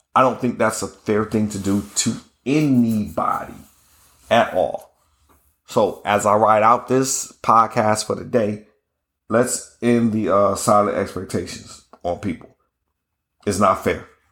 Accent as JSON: {"language": "English", "region": "Ohio", "country": "United States", "said": "I'm from Ohio"}